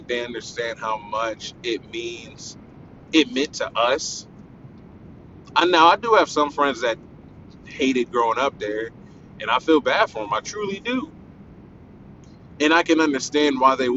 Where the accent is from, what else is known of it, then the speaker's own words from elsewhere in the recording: Pickerington, Ohio, United States; I'm from Pickerington, Ohio. It's on the eastern side of Columbus